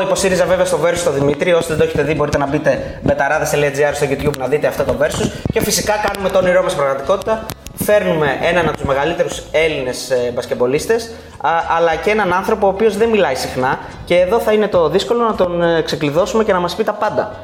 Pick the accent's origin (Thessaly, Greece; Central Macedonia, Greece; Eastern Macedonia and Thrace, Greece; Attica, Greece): Central Macedonia, Greece; Thessaloniki; εμεί είμαστε από Θεσσαλονίκη